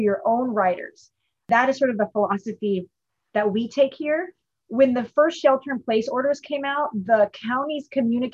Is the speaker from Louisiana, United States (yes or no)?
no; Bay Area, California, United States; I grew up in the Bay Area.